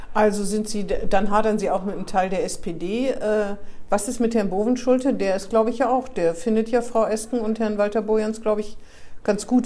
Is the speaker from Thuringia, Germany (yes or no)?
no; Northern Hesse, Germany; da, wo ich herkomme, in Nordhessen